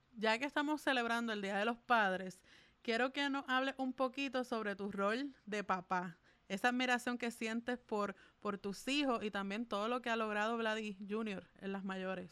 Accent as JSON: {"language": "Spanish", "country": "Puerto Rico", "said": "como puertorriqueña"}